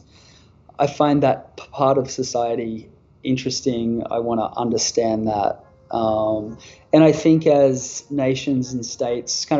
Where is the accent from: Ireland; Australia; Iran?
Australia; northeast coast of New South Wales; my hometown on the northeast coast of New South Wales